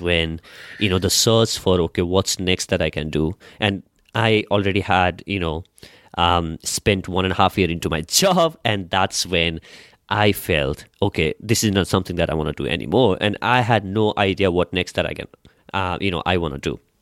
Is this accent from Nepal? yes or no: yes; Nepal; I come from Nepal.